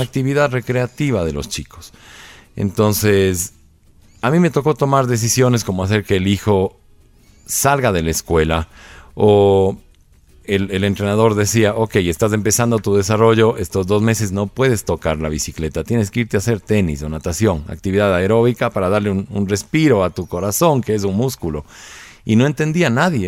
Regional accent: Ecuador; nosotros somos ecuatorianos

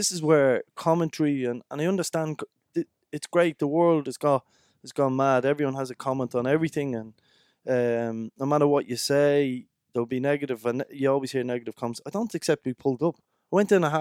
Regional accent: Dublin, Leinster, Ireland; I was brought up in Dublin

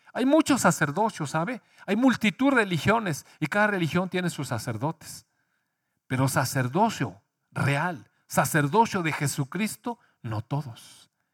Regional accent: Mexico; Sí nacimos en México

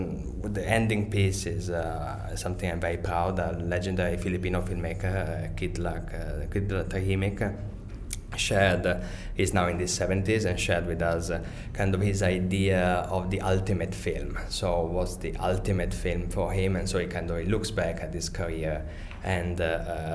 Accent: Venice, Veneto, Italy; moved away; also born or lived in London; I'm originally from Italy and from Venice.

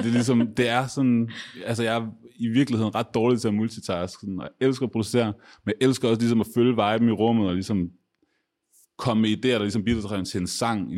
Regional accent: Aarhus, Central Denmark Region, Denmark; jeg er også fra Aarhus

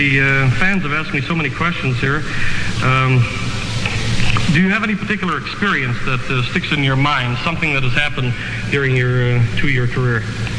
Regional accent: La Crosse, Wisconsin, United States; I've lived in La Crosse all my life

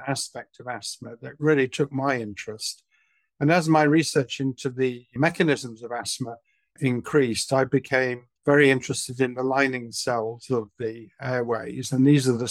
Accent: Manchester, North West England, United Kingdom; moved away as an adult; also born or lived in London; now in Southampton, United Kingdom; I was brought up in Manchester during the 1950s and early 60s

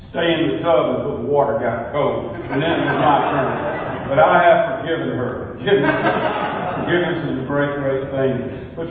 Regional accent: Porterdale, Georgia, United States; I was raised in Porterdale, a little mill village in North Georgia near here. I'm a I'm proud of it. Porterdale was a great place to be raised.

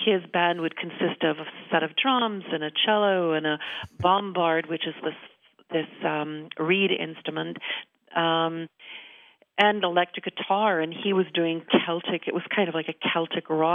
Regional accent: Manitoba, Canada; also born or lived in Winnipeg, Canada; now in Stratford, Canada; I grew up in Manitoba and I lived in Winnipeg

